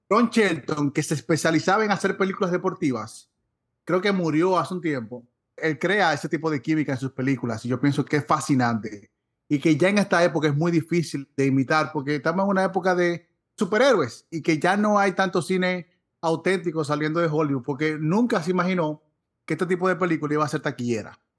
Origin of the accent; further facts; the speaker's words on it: Dominican Republic; nosotros como dominicanos tenemos mucho de béisbol